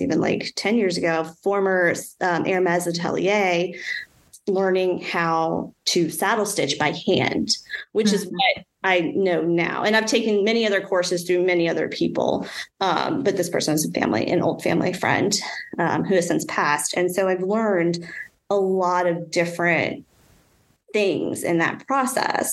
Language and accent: English; North Shore of New Orleans, Louisiana, United States; also born or lived in North Carolina; I grew up on the North Shore of New Orleans. And I mean, I was born in New Orleans, but, you know, grew up on the North Shore